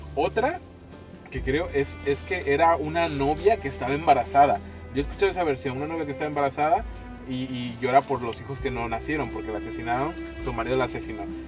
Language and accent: Spanish; Mexico; somos mexicanos, por Dios, somos mexicanos